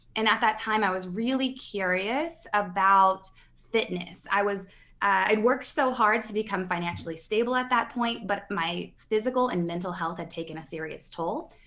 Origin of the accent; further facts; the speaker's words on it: Midwest, United States; I'm from the Midwest, and part of my paradigm, the mindset upbringing that I came